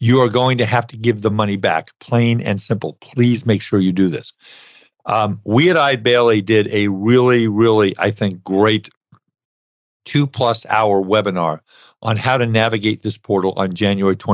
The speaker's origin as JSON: {"language": "English", "town": "Brooklyn", "region": "New York", "country": "United States", "tie": "born or raised there", "said": "I grew up in Brooklyn, and Brooklyn, New York"}